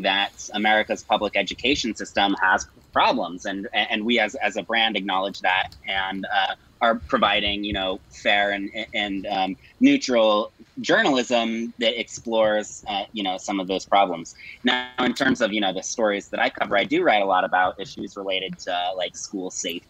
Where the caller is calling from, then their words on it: Brooklyn, New York, United States; I'm based in Brooklyn, New York.